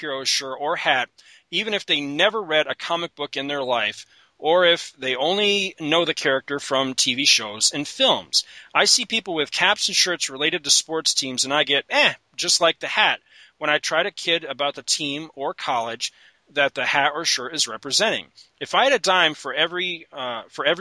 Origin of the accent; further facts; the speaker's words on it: Canada; moved away; I grew up in the Great White North